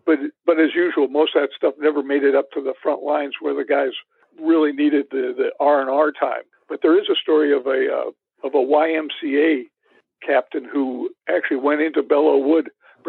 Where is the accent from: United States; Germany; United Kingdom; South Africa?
Germany; when I was a kid growing up in Germany in the 70s, Germans didn't watch baseball.